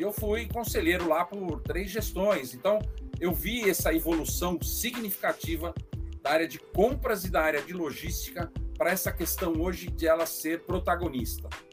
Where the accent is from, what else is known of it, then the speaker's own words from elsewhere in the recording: São Paulo, Brazil; Eu nasci em São Paulo, mas morei no interior de São Paulo até os oito anos